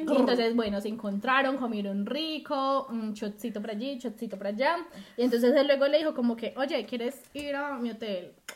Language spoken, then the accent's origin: Spanish; Guatapé, Antioquia, Colombia; somos, somos, somos de Guatapé